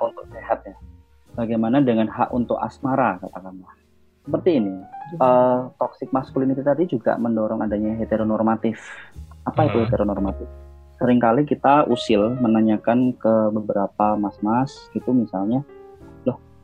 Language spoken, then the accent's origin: Indonesian; Java, Indonesia; Saya sendiri juga orang Jawa